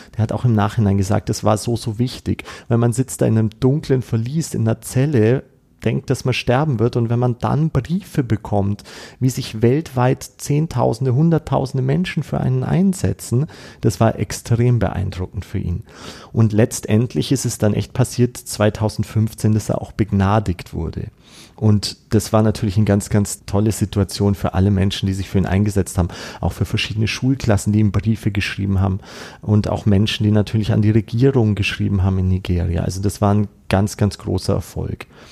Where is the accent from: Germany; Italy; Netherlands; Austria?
Austria; bei uns in Österreich